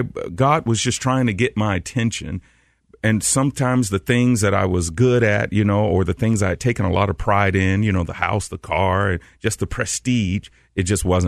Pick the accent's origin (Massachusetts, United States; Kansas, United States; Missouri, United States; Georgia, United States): Georgia, United States; Atlanta; also born or lived in New York; So when my career was over, I moved back to Atlanta, which is my hometown